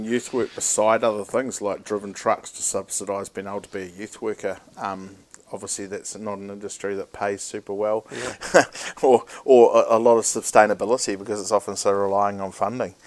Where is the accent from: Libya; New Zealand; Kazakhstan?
New Zealand; Christchurch, Canterbury; also born or lived in Auckland; I was born in Auckland, bred in Canterbury, so I've got the best uh, the best side of some things. But um, I grew up a lot of my life in, in Christchurch uh, as a kid